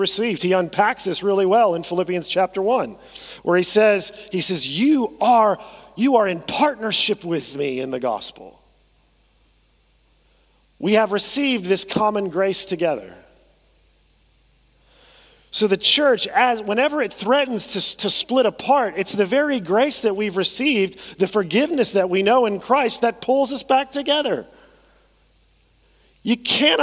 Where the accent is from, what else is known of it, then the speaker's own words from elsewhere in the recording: United States; I say that as an American